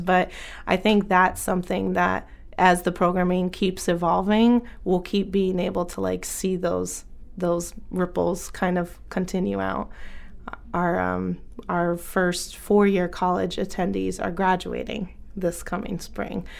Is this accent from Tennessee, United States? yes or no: no; Bangor, Maine, United States; moved away as an adult; also born or lived in Lewiston, Maine; my experience growing up in Bangor Brewer area